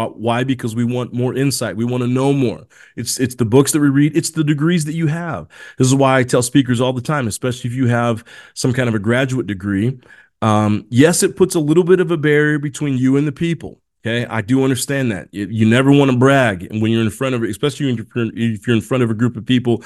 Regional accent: Indiana, United States; also born or lived in South America; I was born in South America, but I was adopted and raised in Indiana

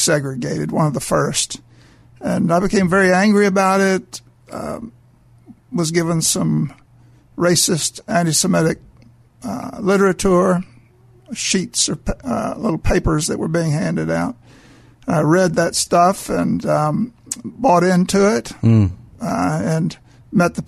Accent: Mobile, Alabama, United States; I was raised in Mobile, Alabama.

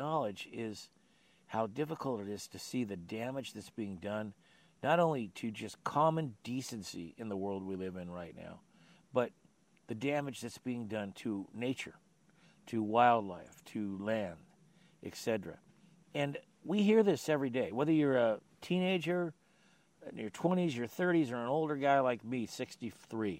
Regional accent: Sunnyvale, California, United States; I grew up in Sunnyvale, which is now the Silicon Valley

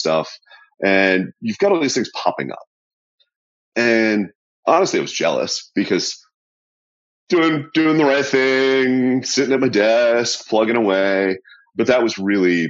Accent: New England, United States; moved away as an adult; now in Talbot County, Maryland, United States; I grew up in New England

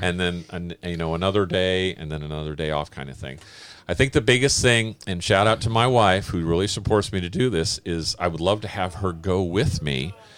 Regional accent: Oakland, California, United States; I grew up in Oakland, California

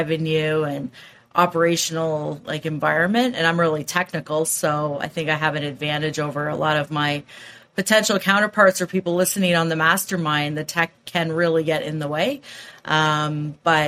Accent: Waterloo, Ontario, Canada; I'm from Waterloo, Ontario, Canada

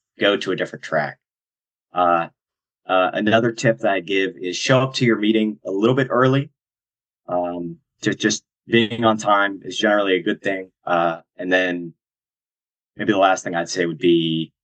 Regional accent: Greensboro, North Carolina, United States; I'm from Greensboro

